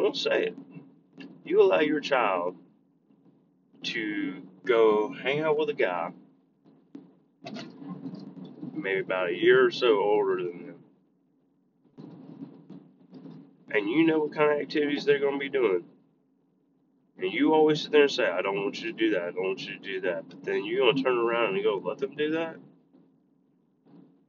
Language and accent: English; United States; as an American